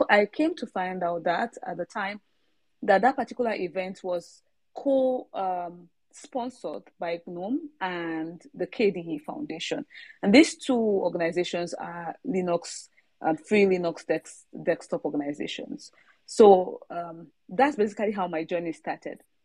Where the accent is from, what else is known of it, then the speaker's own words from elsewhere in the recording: Nigeria; now in Sweden; I'm a Nigerian, um, but not based in Nigeria at the moment. Uh, I'm based in Sweden.